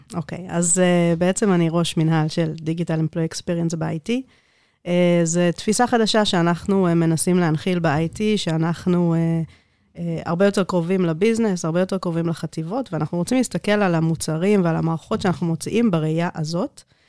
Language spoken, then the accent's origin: Hebrew; Netanya, Central District, Israel; born or raised there; first language Hebrew; also born or lived in South Africa